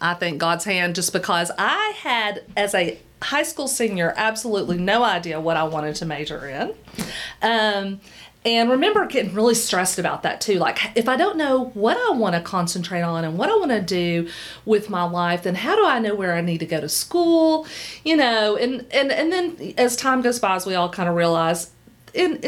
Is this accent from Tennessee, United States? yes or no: yes; Knoxville, Tennessee, United States; Came back to Knoxville, which is, I'm from here. I'm from Knoxville